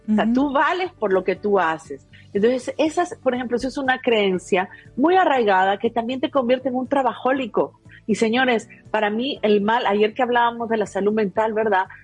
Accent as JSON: {"language": "Spanish", "country": "Peru", "said": "Yo, ustedes saben que en Perú de donde soy, se cree mucho los extraterrestres, ¿no?"}